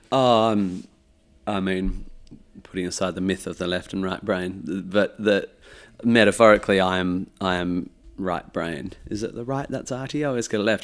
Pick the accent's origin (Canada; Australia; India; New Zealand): Australia; Perth, Western Australia; growing up in Perth